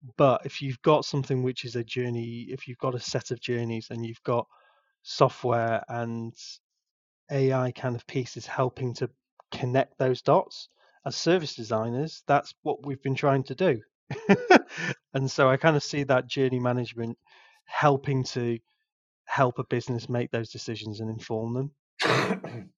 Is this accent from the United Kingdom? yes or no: yes; England, United Kingdom; I'm so English